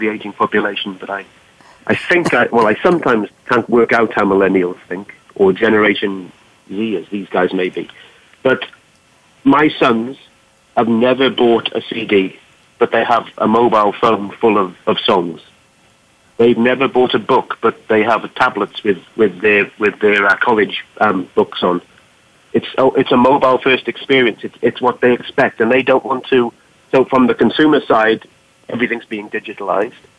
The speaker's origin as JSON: {"language": "English", "region": "Wales", "country": "United Kingdom", "moved": "yes", "lives_now": "Boston, United States", "said": "I'm from Wales in the UK"}